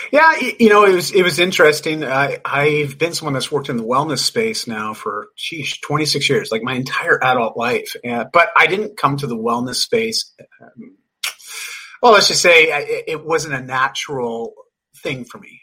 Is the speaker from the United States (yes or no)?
no; Canada; also born or lived in Vancouver, British Columbia; I'm just Canadian. live in Vancouver